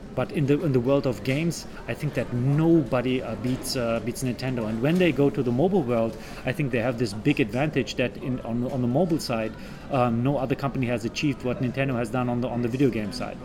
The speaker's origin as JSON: {"language": "English", "country": "Germany", "moved": "as an adult", "lives_now": "Japan", "said": "my home country of Germany"}